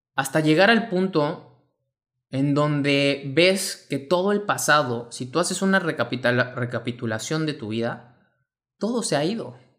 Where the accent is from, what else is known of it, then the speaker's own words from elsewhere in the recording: Mexico; mexicano, emprendedor y empresario